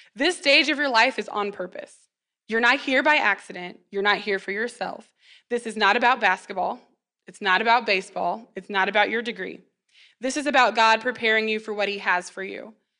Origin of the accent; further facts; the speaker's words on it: McPherson, Kansas, United States; I was born and raised in McPherson